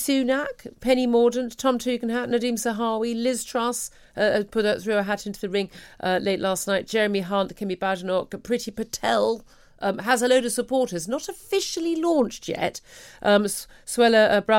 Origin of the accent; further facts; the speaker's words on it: United Kingdom; We're British.